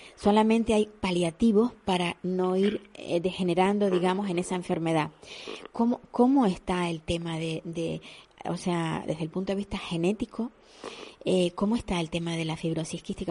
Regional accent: Canary Islands, Spain

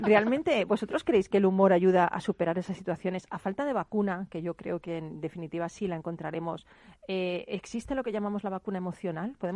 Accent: Peru; Yo soy de Perú.

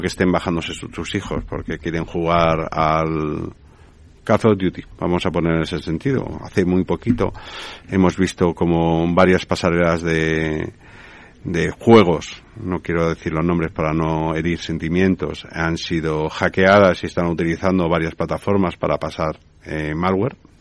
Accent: Spain

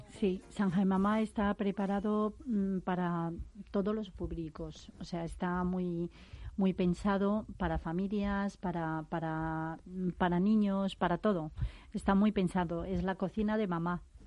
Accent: China; now in Spain

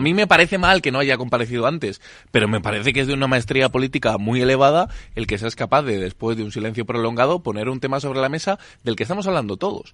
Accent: Spain; somos el país del Lazarillo de Tormes, somos el país de la picaresca

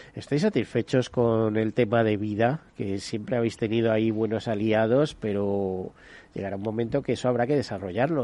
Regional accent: Spain; los españoles

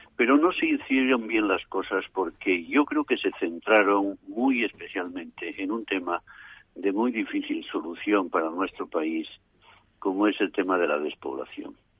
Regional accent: Asturias, Spain; moved away; mi tierra asturiana

